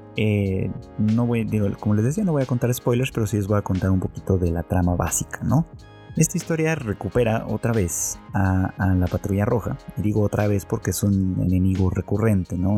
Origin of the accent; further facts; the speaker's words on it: Mexico; en mi país, en México